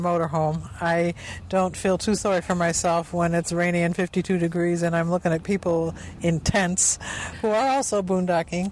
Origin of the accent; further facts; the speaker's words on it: Lake Michigan area, Great Lakes, United States; we are from the Lake Michigan area where water is in plentiful supply